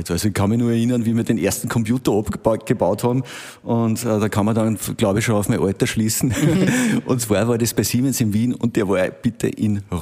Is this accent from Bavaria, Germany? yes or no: yes; Bavaria, Germany; Ich komme ja aus dem Bermuda-Dreieck dort, was äh, Technologie betrifft, also Amag, äh, dann die Wackerchemie, Gendorf.